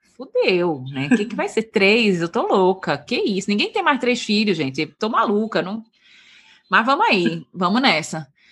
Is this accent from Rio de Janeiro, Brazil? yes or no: no; Recife, Pernambuco, Brazil; moved away as an adult; also born or lived in São Paulo; Eu sou de Recife, a gente é de Recife